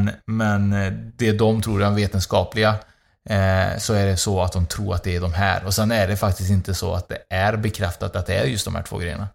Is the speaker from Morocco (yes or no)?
no; Uruguay; now in Sweden; mitt hemland Uruguay